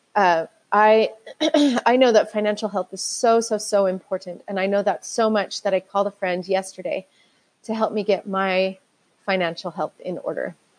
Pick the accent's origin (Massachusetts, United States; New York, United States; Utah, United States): Utah, United States; I grew up in Utah, and this is where that's where I live right now.